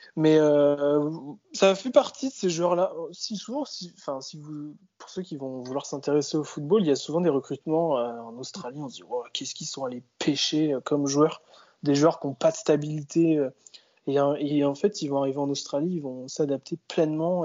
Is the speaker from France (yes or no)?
yes; France; nous, en tant que Français